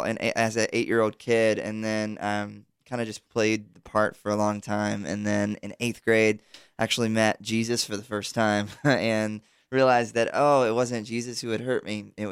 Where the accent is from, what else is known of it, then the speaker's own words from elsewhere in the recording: South Georgia, United States; I grew up in South Georgia in the church.